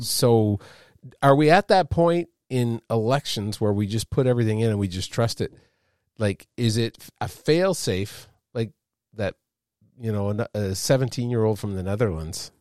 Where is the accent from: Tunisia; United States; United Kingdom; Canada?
Canada; I'm a Canadian